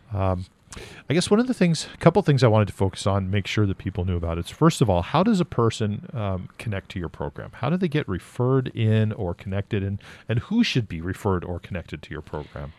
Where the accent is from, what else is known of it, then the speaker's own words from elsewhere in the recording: West Coast, United States; moved away; I grew up on the West Coast